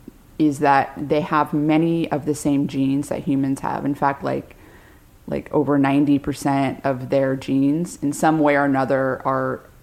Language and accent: English; San Diego, California, United States; I'm from San Diego.